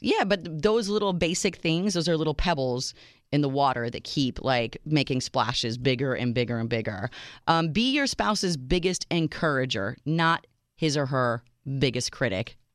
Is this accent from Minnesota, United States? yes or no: yes; Minneapolis, Minnesota, United States; moved away; also born or lived in Chicago; my hometown of Minneapolis